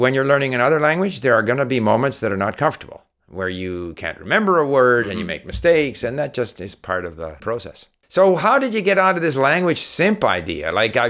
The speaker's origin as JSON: {"language": "English", "country": "Canada", "tie": "born or raised there", "also_born_or_lived": "Sweden", "said": "Obviously, I was born in Sweden. We moved to Canada. I heard different languages and stuff."}